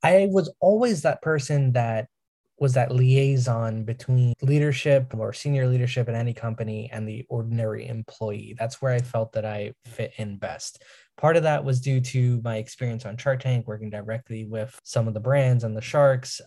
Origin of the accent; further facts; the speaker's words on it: New York, United States; I'm from New York